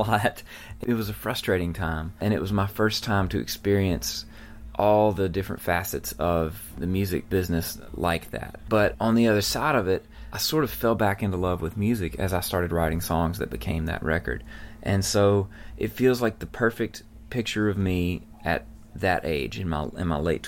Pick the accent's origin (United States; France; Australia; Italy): United States; Mississippi; where I grew up in Mississippi.